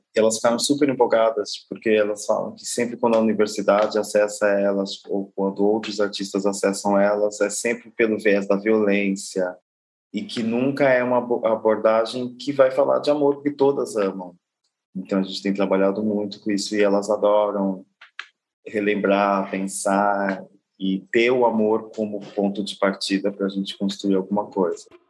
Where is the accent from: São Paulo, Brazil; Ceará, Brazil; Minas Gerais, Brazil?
São Paulo, Brazil; Guarulhos; moved away as an adult; now in São Luís, Brazil; Eu sou nascido em Guarulhos